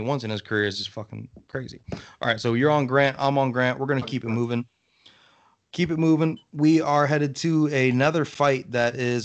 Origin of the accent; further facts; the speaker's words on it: Florida, United States; I'm from Florida